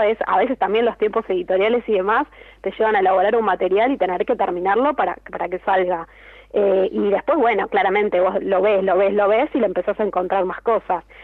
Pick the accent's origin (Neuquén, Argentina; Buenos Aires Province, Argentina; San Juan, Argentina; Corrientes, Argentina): Buenos Aires Province, Argentina; La Matanza; la Feria del Libro de La Matanza, que es de donde soy yo.